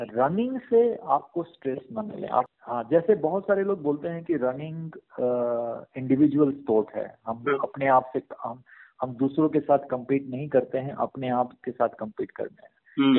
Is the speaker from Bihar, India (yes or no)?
yes; Bihar, India; now in Bangalore, India; अपने तरफ बिहार में जहाँ पे मैं पला बड़ा हूँ